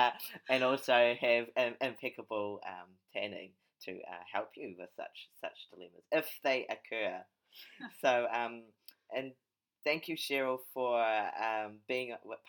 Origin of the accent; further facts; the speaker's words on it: Papakura, Auckland, New Zealand; Oh, my hometown.